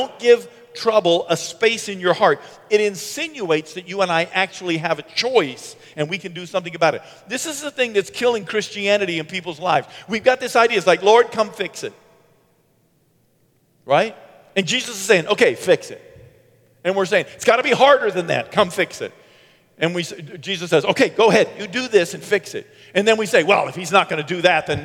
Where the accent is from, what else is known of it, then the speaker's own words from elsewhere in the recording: Bangor, Maine, United States; moved away; my hometown in Bangor